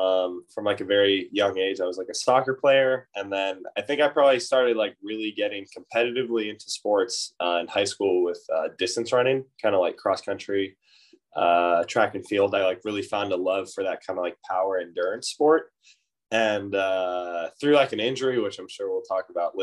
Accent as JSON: {"language": "English", "town": "Oakland", "region": "California", "country": "United States", "tie": "born or raised there", "said": "I grew up in the Bay Area in Oakland"}